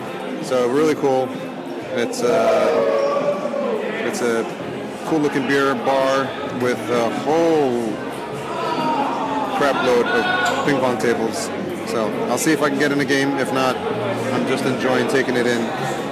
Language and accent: English; New York, United States; Being a New Yorker, this is most definitely the Times Square of London.